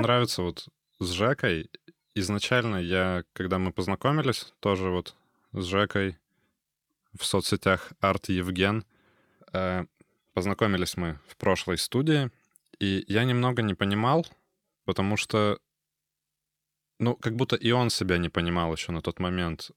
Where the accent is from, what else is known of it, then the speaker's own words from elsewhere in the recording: Kurgan, Kurgan Oblast, Russia; now in Kaliningrad, Russia; Я, например, из Кургана уехал в 2008 м